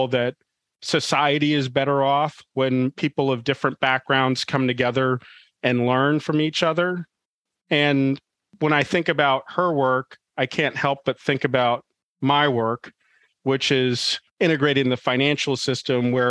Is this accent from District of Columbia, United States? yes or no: yes; Washington, District of Columbia, United States; I grew up in Washington, D.C., nation's capital.